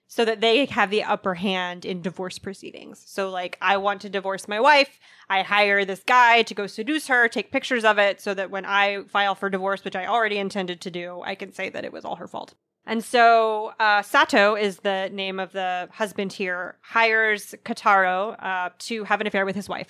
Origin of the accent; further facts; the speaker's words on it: United States; I'm such an American